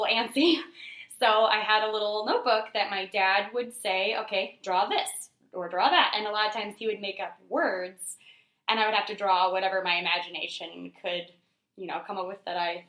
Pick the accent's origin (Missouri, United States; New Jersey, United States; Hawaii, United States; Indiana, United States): Indiana, United States; Fort Wayne; I am from here in Fort Wayne, born and bred.